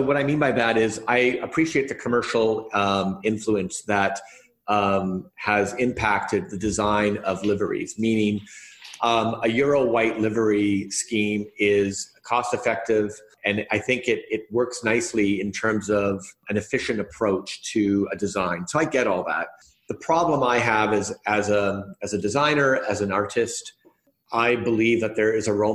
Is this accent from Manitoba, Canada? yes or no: yes; Winnipeg, Manitoba, Canada; I come from Winnipeg up in Canada, which is somewhat remote